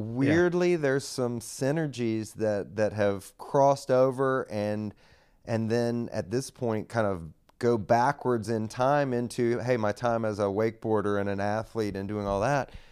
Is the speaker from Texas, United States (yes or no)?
no; Raleigh, North Carolina, United States; Grew up here in Raleigh, North Carolina.